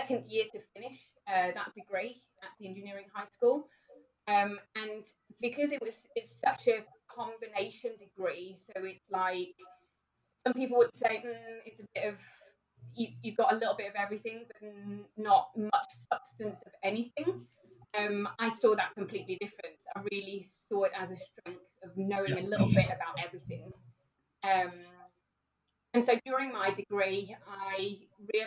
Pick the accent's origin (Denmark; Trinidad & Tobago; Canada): Denmark; moved away as an adult; now in United Kingdom; I've lived in the UK for just over 10 years. And I'm originally from Denmark